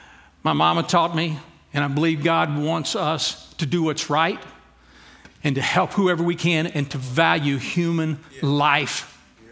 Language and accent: English; Louisiana, United States; now in Texas, United States; I'm from Louisiana.